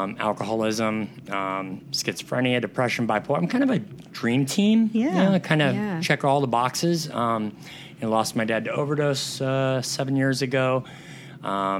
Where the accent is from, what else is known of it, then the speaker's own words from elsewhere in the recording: Southern California, United States; moved away as an adult; I'm from Southern California